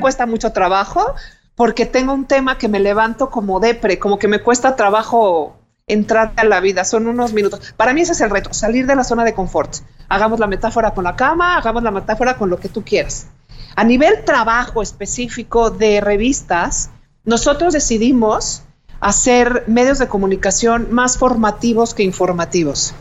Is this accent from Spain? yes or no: no; Mexico; como mexicanos